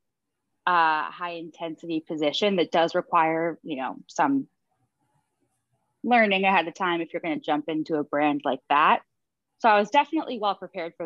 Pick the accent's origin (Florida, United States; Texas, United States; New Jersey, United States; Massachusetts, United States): Massachusetts, United States; outside of Boston; also born or lived in Manhattan, New York; now in New York City, United States; I grew up outside of Boston